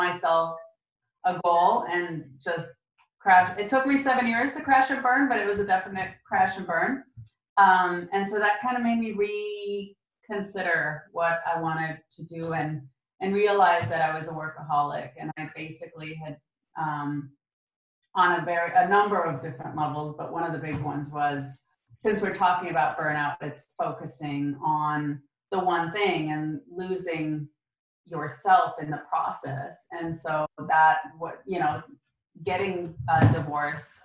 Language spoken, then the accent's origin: English; Concord, California, United States; also born or lived in Romania / Germany; came from Romania via Germany into California, grew up in Northern California, fellow Californian